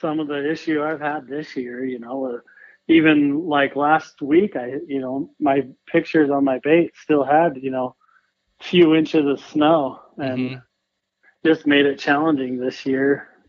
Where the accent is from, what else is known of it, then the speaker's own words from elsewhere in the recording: Rigby, Idaho, United States; I'm from Rigby, Idaho